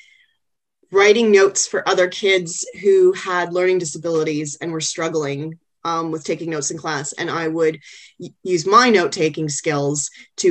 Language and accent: English; Canada; now in Australia; being Canadian and from same part of Canada as myself